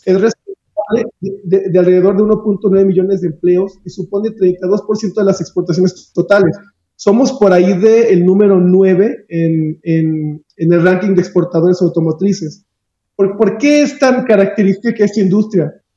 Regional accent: Aguascalientes, Mexico; Yo soy oriundo de Aguascalientes

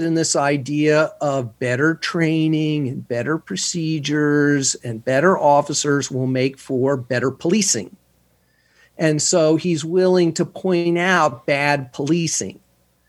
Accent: Houston, Texas, United States; moved away; I'm from Houston

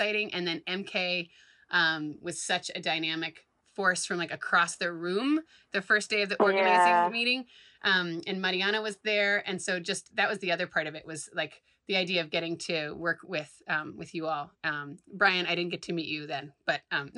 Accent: Providence, Rhode Island, United States; in Providence, my hometown.

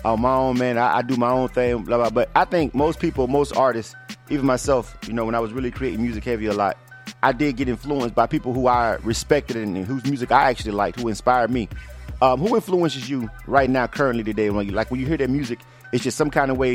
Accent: Florida, United States; moved away as an adult; now in Atlanta, United States; I was born and raised in Florida my whole life up until I, you know, graduated from school

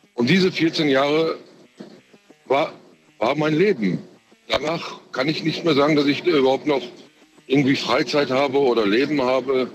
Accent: Frankfurt, Hesse, Germany; born or raised there; also born or lived in Turkey

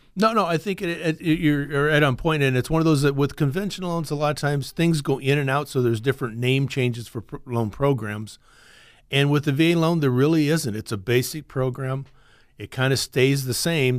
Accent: Iowa, United States; moved away as an adult; now in Fresno, United States; I'm originally from Iowa. I grew up there, went to the same high school all the time.

